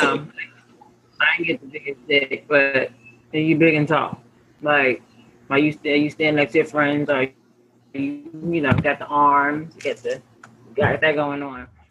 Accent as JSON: {"language": "English", "town": "New York City", "region": "New York", "country": "United States", "said": "I'm a New Yorker."}